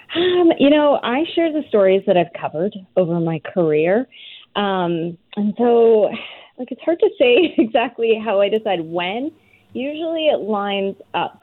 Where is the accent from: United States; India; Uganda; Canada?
Canada; rural Alberta; I'm from a really small farming community in rural Alberta